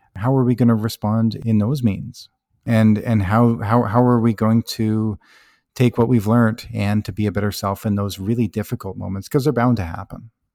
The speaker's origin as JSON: {"language": "English", "town": "High River", "region": "Alberta", "country": "Canada", "tie": "born or raised there", "said": "I grew up in High River, Alberta, a small"}